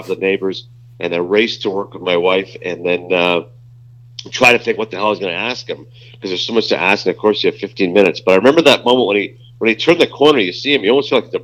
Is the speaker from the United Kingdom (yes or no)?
no; Toronto, Ontario, Canada; I was born in Toronto. My parents are from Pakistan